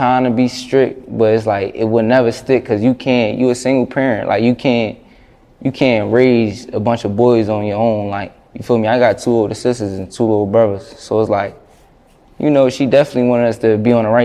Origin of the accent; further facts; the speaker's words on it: Philadelphia, Pennsylvania, United States; It's my hometown.